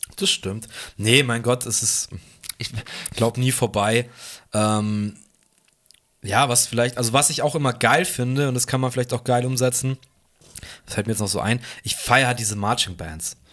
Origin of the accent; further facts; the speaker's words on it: Fürstenfeldbruck, Bavaria, Germany; im Schlachthof bei uns in Bruck